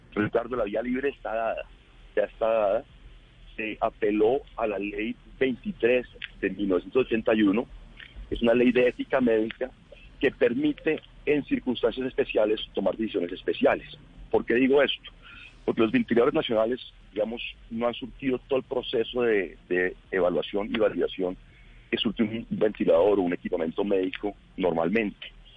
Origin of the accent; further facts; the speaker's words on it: Bogotá, Colombia; yo soy bogotano, quiero Bogotá